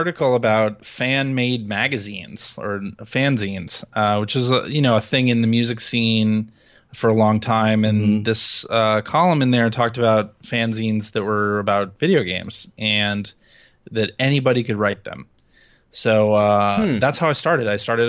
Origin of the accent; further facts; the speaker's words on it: Chicago, Illinois, United States; I grew up in Chicago. That's right.